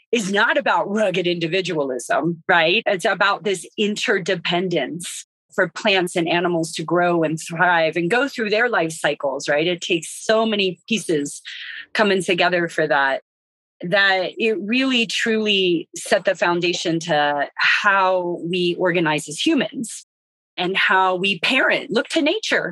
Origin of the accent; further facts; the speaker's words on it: West Virginia, United States; now in Western North Carolina, United States; I'm originally from West Virginia, but we didn't farm